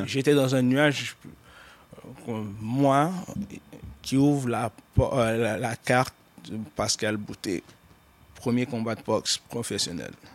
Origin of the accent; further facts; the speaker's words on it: Montreal, Quebec, Canada; je suis né à Montréal